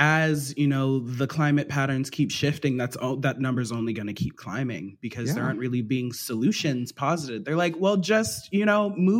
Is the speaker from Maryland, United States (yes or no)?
yes; Maryland, United States; I grew up in Maryland, so Old Bay on my fries.